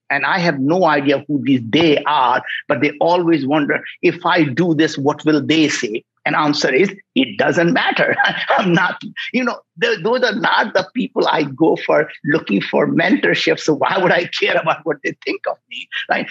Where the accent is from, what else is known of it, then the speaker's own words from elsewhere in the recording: India; moved away as an adult; now in United States; I grew up in India